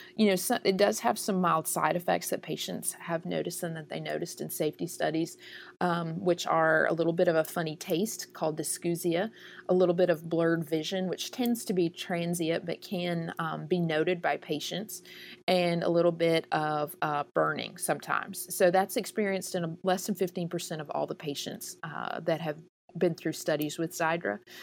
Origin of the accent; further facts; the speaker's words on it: the South, United States; I'm from the South.